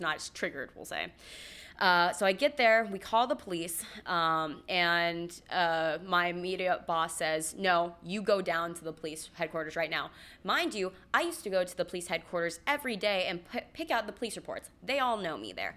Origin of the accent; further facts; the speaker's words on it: Los Angeles, California, United States; moved away as an adult; also born or lived in Central Georgia; I'm from Los Angeles, and I moved to Central Georgia